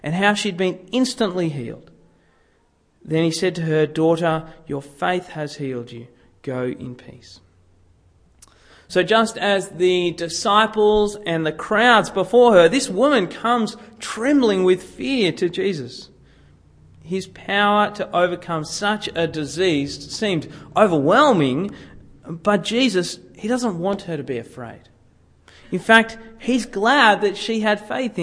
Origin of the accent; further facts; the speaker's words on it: Sydney, New South Wales, Australia; growing up in Sydney